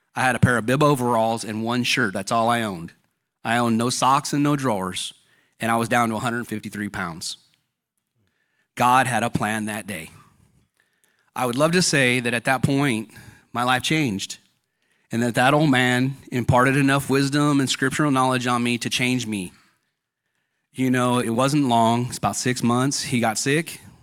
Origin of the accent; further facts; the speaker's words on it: Fontana, California, United States; I grew up in Fontana, California